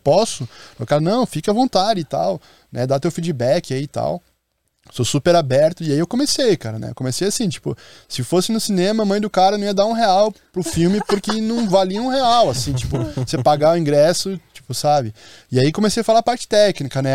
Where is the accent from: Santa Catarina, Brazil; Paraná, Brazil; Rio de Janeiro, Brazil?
Paraná, Brazil; Curitiba; now in Maceió, Brazil; Eu sou de Curitiba, moro em Maceió